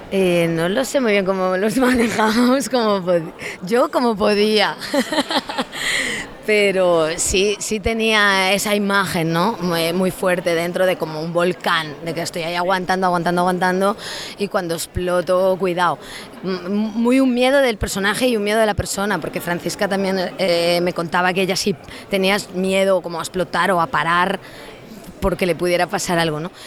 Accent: a zone of Lugo, Galicia, Spain; yo soy gallega

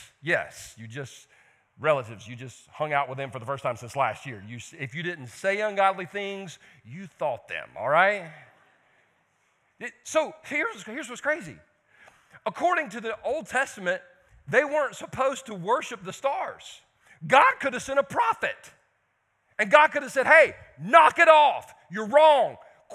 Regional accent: Belton, United States; I'm from Belton. Okay, other than that standpipe thing, y'all ain't got anything in Belton.

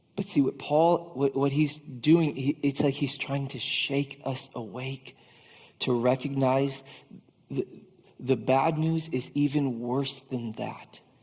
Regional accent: Iowa, United States; As an Iowan

